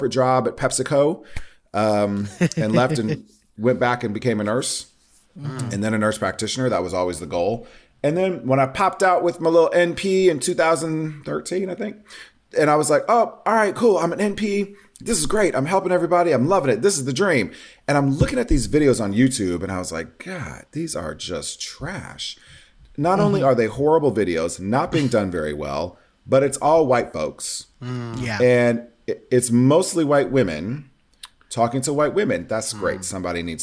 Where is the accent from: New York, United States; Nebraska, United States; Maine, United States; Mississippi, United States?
Nebraska, United States; growing up in Nebraska in the 80s and 90s as the fat, femmy, biracial kid